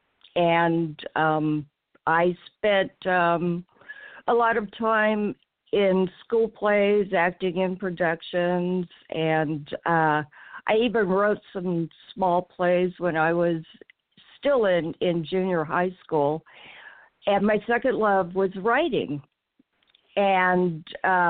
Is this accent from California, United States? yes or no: yes; Pleasant Hill, California, United States; I grew up in Pleasant Hill, California, which is a suburb in the San Francisco Bay Area